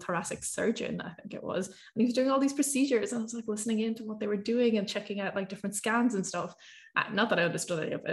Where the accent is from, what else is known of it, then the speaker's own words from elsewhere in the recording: Ireland; I grew up in Ireland.